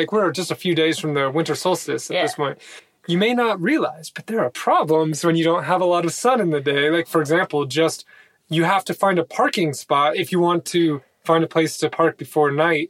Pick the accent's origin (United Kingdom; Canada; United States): United States; moved away as an adult